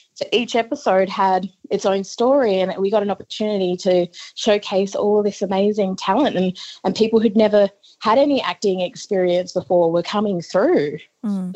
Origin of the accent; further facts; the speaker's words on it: northeast Arnhem Land, Northern Territory, Australia; I'm a very proud Yolngu woman from northeast Arnhem Land